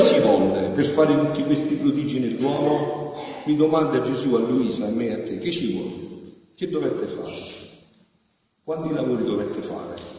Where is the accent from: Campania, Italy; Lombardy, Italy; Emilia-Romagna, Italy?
Campania, Italy; Montefusco; al mio paese, a Montefusco